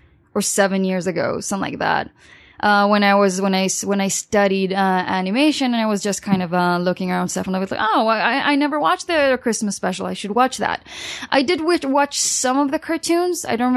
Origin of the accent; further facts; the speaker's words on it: New York, United States; born there; also born or lived in Los Angeles; I was born in New York, and I did live in Los Angeles